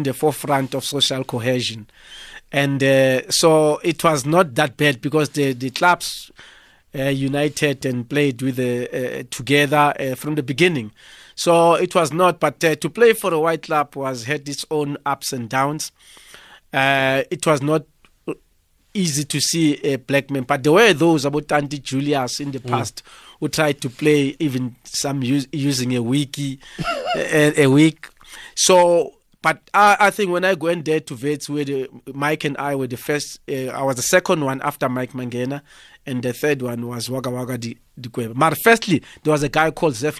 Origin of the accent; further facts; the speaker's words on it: Soweto, Gauteng, South Africa; I'm originally born and brought up in Sinawane